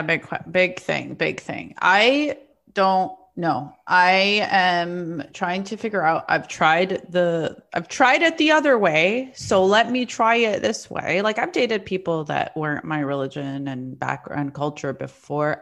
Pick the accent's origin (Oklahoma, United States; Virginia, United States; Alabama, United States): Alabama, United States; the South; also born or lived in Palestine; now in New York, United States; I grew up in the South